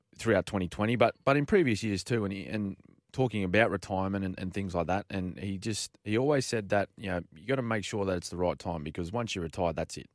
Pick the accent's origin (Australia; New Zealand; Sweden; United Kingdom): Australia; as Australian people